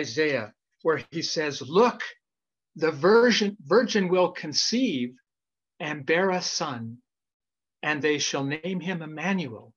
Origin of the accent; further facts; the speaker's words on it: Idaho, United States; moved away; when I was a young kid growing up in Idaho